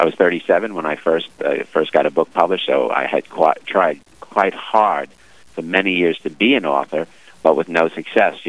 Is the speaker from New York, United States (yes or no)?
yes; New York City, New York, United States; now in New Jersey, United States; Growing up in Brooklyn, we went to church occasionally